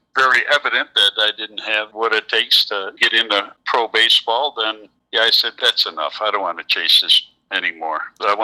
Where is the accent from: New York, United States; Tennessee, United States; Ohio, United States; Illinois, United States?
Illinois, United States; Chicago; also born or lived in Michigan; I grew up on the south side of Chicago.